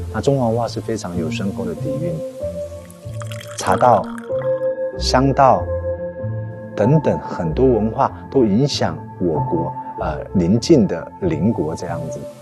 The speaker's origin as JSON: {"language": "Chinese", "town": "Taipei", "country": "Taiwan", "moved": "as an adult", "lives_now": "Nanjing, China", "said": "我来自于宝岛台湾台北。对。我在二零零八年就回到大陆工作，这十多年来都是从事，呃，文化工作"}